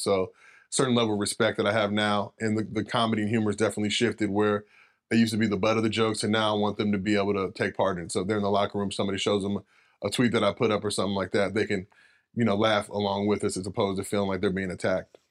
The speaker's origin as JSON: {"language": "English", "town": "Los Angeles", "region": "California", "country": "United States", "tie": "born or raised there", "also_born_or_lived": "San Fernando Valley", "said": "lived in L A my whole life"}